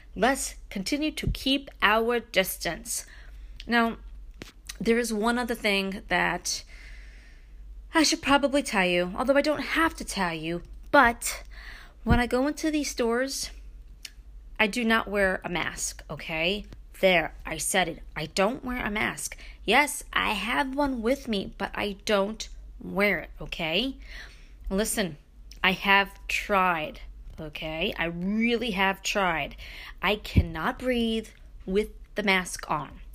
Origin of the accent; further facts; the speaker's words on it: Brooklyn, New York, United States; now in Upstate New York, United States; growing up in Brooklyn, moving to upstate